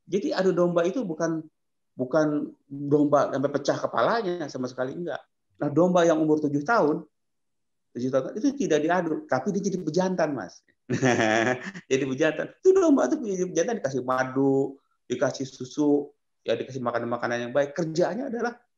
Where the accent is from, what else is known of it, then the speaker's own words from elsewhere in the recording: West Java, Indonesia; Ingat, orang Jawa, sama juga saya orang Sunda, menjunjung tinggi kesuburan.